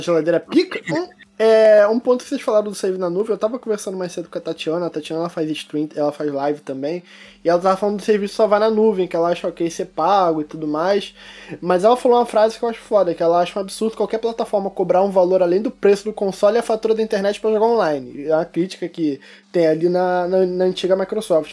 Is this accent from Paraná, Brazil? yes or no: no; Rio de Janeiro, Brazil; Eu sou carioca